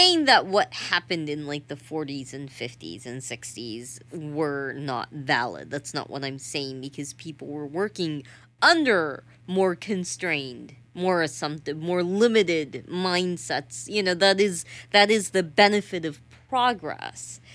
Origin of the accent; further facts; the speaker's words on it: the South, United States; I'm from the South